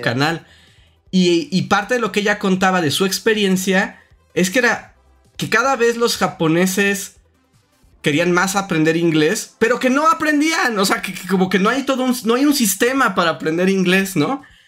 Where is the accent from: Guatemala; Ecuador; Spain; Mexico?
Mexico; accent: acento de frijolito (Mexican)